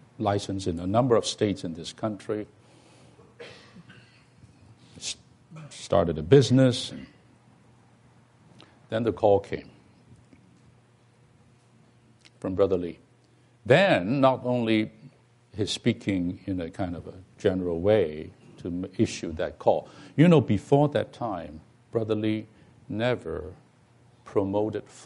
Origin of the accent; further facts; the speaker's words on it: Hong Kong; moved away; I'm from Hong Kong, so we are these bilingual people